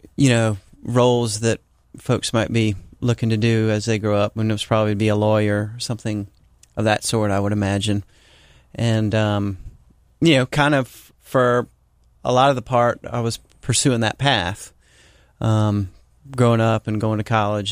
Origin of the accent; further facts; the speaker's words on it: Charleston, South Carolina, United States; I grew up here in Charleston.